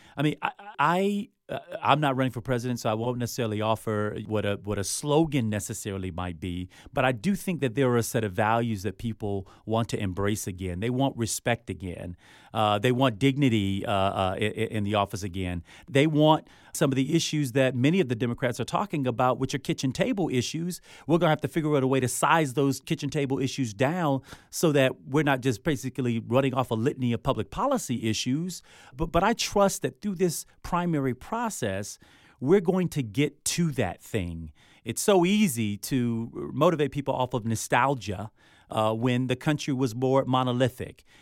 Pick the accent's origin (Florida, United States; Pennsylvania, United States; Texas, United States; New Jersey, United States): Florida, United States; Miami; growing up where I grew up, I mean, I'm from Miami